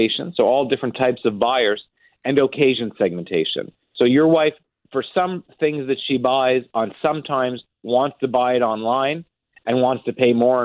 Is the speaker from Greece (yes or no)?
no; Montreal, Quebec, Canada; I grew up in Montreal